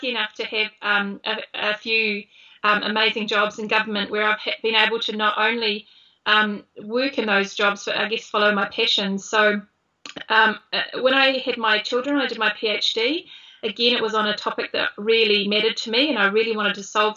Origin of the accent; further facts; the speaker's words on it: Christchurch, Canterbury, New Zealand; now in Wellington, New Zealand; I grew up in Christchurch in a normal street, in a normal childhood